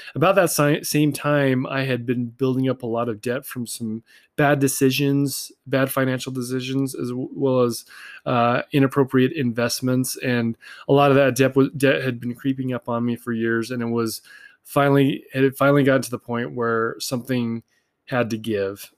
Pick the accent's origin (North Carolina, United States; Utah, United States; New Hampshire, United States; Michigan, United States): Utah, United States; Salt Lake City; I grew up here in Salt Lake City, Utah